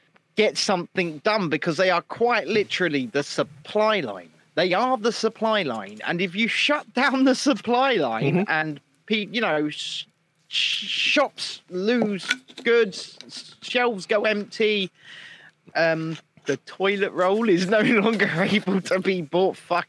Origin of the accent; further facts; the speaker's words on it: South Africa; now in United Kingdom; Where are you from? I'm from South Africa, of course.